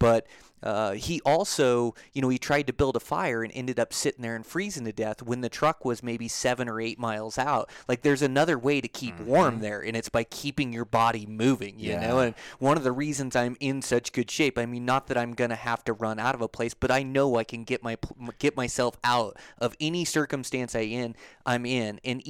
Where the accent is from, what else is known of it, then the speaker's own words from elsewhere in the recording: Washington, United States; so I grew up in Western Washington, where it's super wet, 200 inches of rain a year in there.